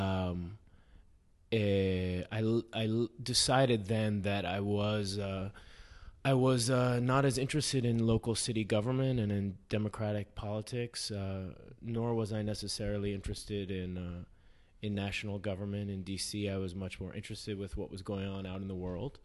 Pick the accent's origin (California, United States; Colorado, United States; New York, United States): New York, United States; New York City; moved away as an adult; also born or lived in Beirut; I grew up in Manhattan